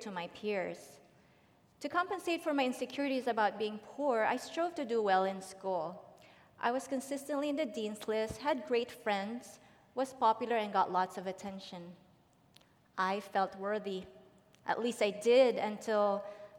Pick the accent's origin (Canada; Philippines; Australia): Philippines; now in Dublin; I was born and raised in the Philippines